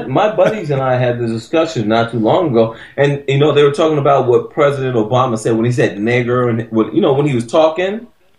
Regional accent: United States; This is my view as an American on racism.

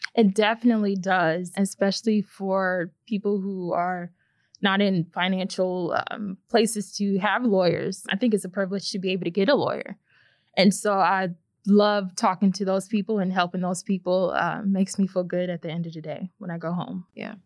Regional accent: St. Louis, Missouri, United States; I was born and raised in St. Louis, Missouri. Grew up here my whole life.

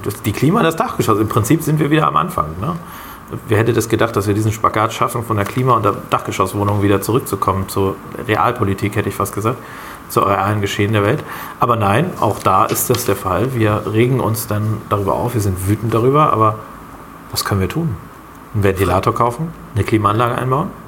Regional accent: Germany; als Deutsche

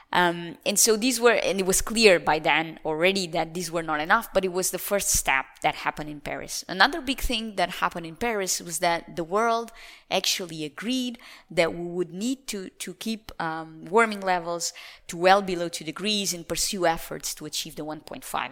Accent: Lisbon, Portugal; moved away; Lisbon is the city where I was born

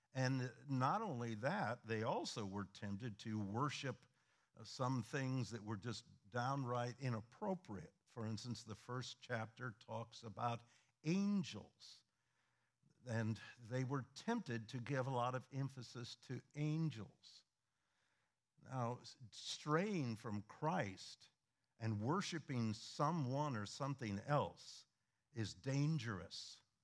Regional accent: Midwest, United States; moved away; we are originally from the Midwest

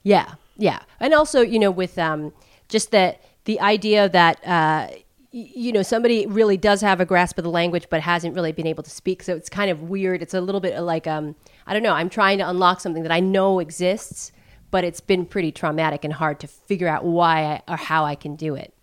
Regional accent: United States; seal my fate as an American

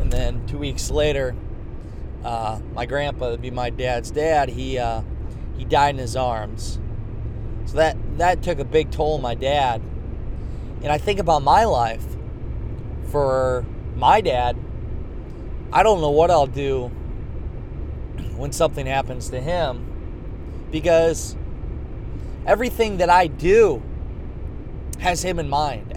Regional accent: Garnavillo, Iowa, United States; moved away as an adult; now in Des Moines, United States; I'm from Northeast Iowa, Clayton County. Grew up in Garnavillo, Iowa

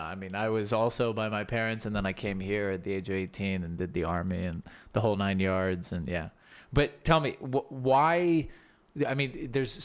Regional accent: Alabama, United States; now in Israel; I come from Alabama.

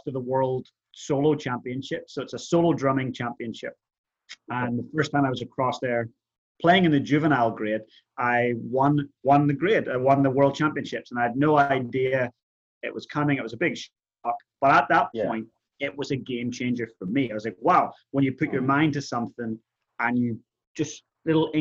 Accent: Ireland; moved away as an adult; also born or lived in Canada; now in Christchurch, New Zealand; I grew up in Ireland, so I'm Irish. Moved to Canada when I was about 18

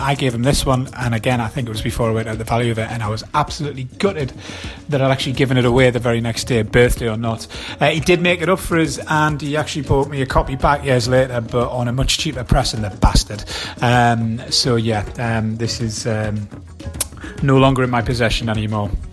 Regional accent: Wallsend, North East England, United Kingdom; my hometown in Walls End

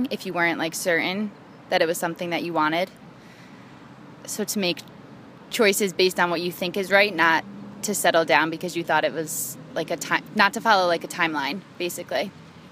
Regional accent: Pawling, New York, United States; also born or lived in Massachusetts; now in Worcester, United States; I am originally from Pawling, New York

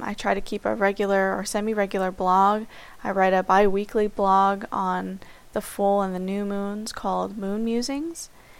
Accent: Miami, Florida, United States; I'm from Miami, Florida, and I'm currently 27 years old

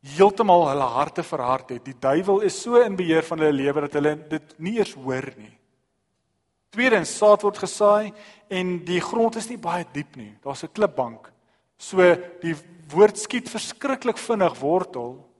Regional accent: South Africa; ons as Suid-Afrikaners

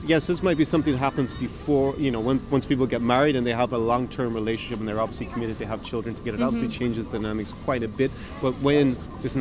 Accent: Ireland; now in Ukraine; I was born in Ireland

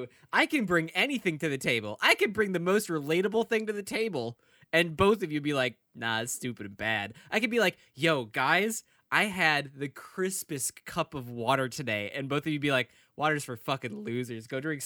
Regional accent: Florida, United States; I've only ever seen McConaughey like eights, dude, and I'm from Florida.

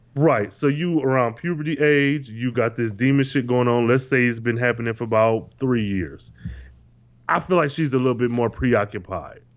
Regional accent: Michigan, United States; born or raised there

